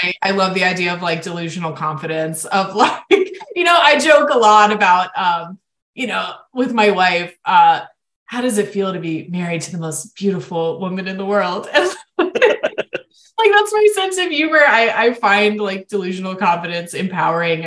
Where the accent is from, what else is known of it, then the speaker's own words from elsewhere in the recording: Florida, United States; my home state of Florida